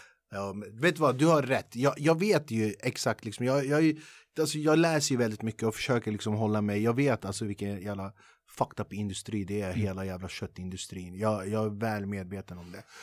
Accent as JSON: {"language": "Swedish", "country": "Sweden", "tie": "born or raised there", "said": "dig och mig som är född och uppvuxen i Sverige"}